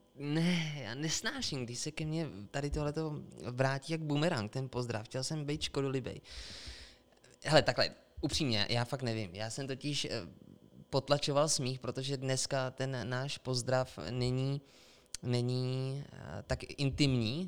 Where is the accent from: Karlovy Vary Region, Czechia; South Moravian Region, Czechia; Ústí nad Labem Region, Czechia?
Karlovy Vary Region, Czechia; Sokolov; now in Plzeň, Czech Republic; My jsme ze západu, ze Sokolova